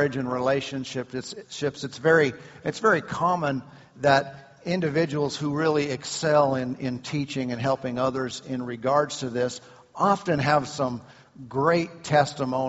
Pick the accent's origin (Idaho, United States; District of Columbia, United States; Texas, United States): Idaho, United States; Southern; We are from Southern Idaho.